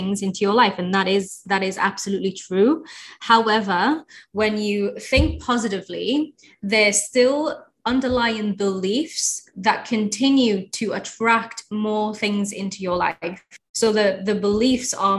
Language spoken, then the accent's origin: English; Egypt; now in United Kingdom; I'm from Egypt originally